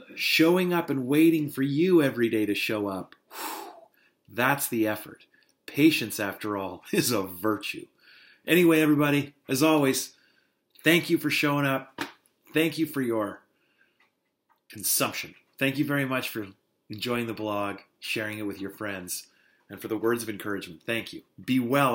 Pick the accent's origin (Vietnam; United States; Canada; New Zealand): Canada; North Bay, Ontario; moved away; I've made the trip back to North Bay